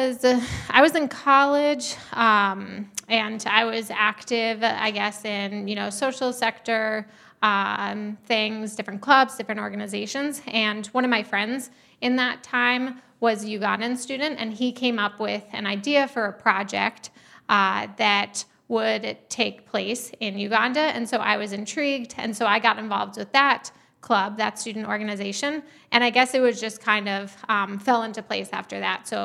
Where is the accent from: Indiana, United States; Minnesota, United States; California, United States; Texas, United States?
Minnesota, United States; And so living out in um, growing up in Minnesota, where he grew up